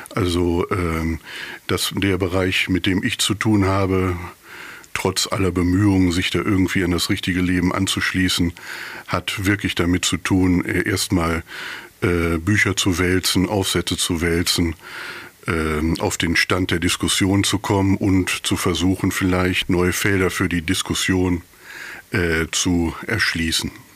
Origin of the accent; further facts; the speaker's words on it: Bünde, North Rhine-Westphalia, Germany; accent: East Westphalian; also born or lived in Dortmund; ich habe da, glaube ich, mehr dieses bräsige Ostwestfälische schon ganz gut adaptiert